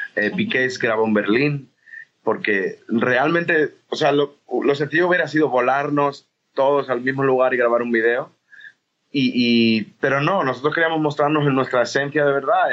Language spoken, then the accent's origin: Spanish; Spain; era un loco español que hacía música latina